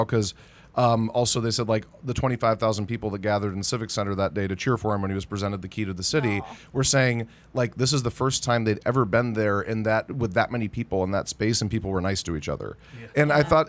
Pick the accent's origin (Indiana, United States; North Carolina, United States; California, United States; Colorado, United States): California, United States; San Jose; San Jose, my hometown festival